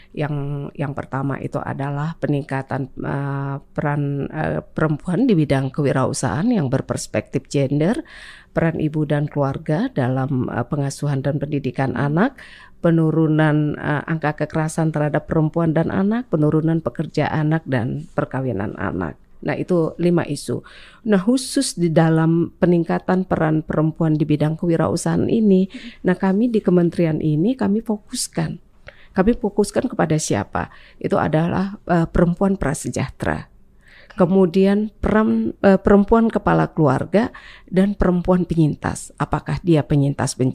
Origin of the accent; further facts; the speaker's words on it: Bali, Indonesia; saya sampaikan bicara budaya dari pengalaman saya, saya orang Bali.